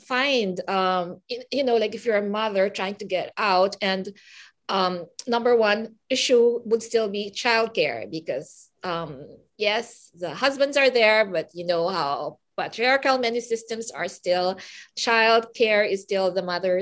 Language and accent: English; Philippines; now in Vancouver, Canada; I come from the Philippines